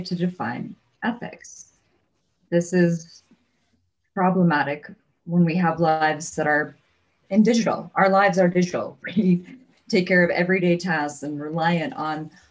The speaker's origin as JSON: {"language": "English", "country": "United States", "said": "I'm an American."}